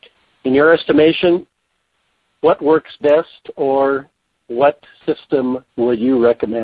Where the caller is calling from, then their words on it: Minnesota, United States; I'm calling from Minnesota